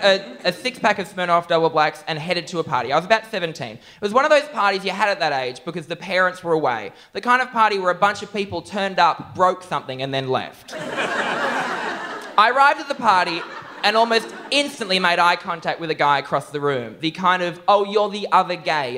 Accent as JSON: {"language": "English", "town": "Newcastle", "region": "New South Wales", "country": "Australia", "tie": "born or raised there", "said": "living in my hometown of Newcastle"}